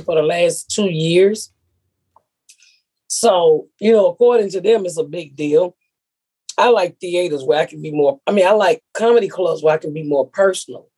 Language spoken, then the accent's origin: English; Atlanta, Georgia, United States; I'm from Atlanta